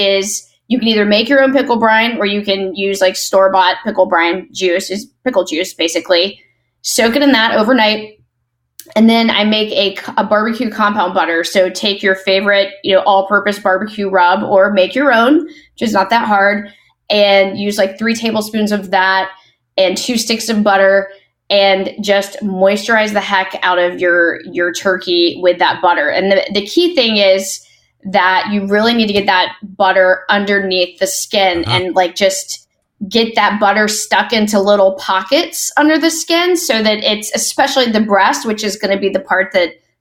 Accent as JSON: {"language": "English", "region": "Mississippi", "country": "United States", "tie": "born or raised there", "said": "I was born in Mississippi"}